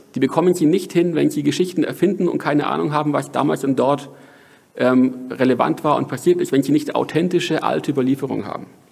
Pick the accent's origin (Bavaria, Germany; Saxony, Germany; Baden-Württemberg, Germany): Bavaria, Germany; Franconia; moved away; also born or lived in Hamburg; ich komme hier aus Franken